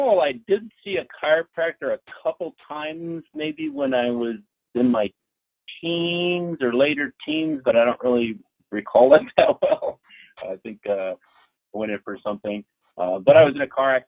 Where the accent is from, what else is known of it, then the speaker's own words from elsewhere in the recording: Marshfield, Wisconsin, United States; also born or lived in Lakeland, Wisconsin; now in Loveland, United States; I'm originally from northern Wisconsin, so quite a ways up north. I was in Marshfield